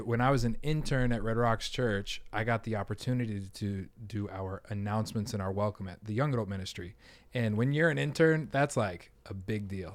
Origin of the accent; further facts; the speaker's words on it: Denver, Colorado, United States; moved away; I'm from Denver, Colorado